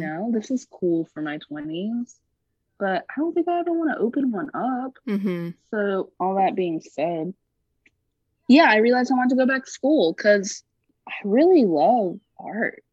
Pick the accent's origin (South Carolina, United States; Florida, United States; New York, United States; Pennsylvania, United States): South Carolina, United States; Greenville; growing up in Greenville, South Carolina, mm-hmm. which is an upper middle class, predominantly white city